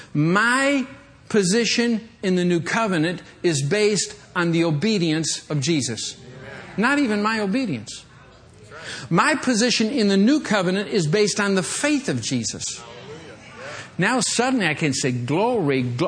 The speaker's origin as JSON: {"language": "English", "region": "Michigan", "country": "United States", "tie": "born or raised there", "moved": "yes", "said": "I grew up in Michigan"}